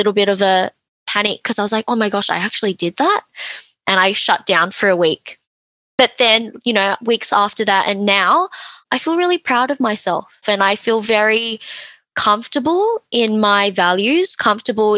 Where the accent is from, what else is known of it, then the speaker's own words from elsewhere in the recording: Australia; I'm Chinese Australian.